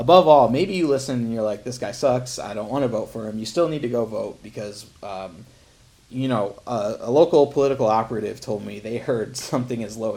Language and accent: English; Toledo, Ohio, United States; I was born in Toledo, Ohio, so, you know, I have whatever that accent is